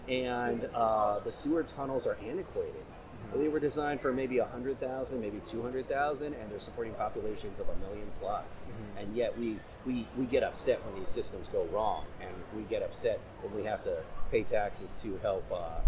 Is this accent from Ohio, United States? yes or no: yes; Cincinnati, Ohio, United States; So we're from the Cincinnati area.